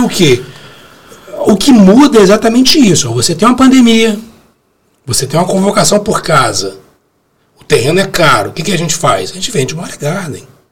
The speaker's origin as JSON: {"language": "Portuguese", "country": "Brazil", "said": "a gente nasceu no Brasil e fala português, não falo árabe"}